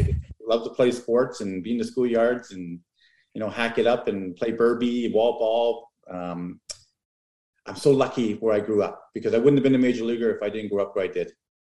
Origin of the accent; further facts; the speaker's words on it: Toronto, Ontario, Canada; now in Oshawa, Canada; I was born in Toronto. I was actually born in East York.